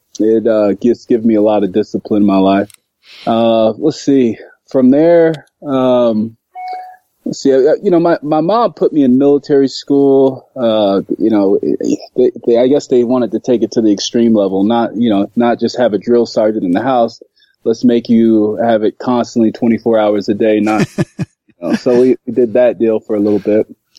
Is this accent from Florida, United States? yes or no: yes; Florida, United States; moved away as an adult; also born or lived in Kansas City; So, a little history. My upbringing was in Florida, pretty much all of Florida, where I went to school, college. Ultimately, I moved from there to go to chiropractic college in Kansas City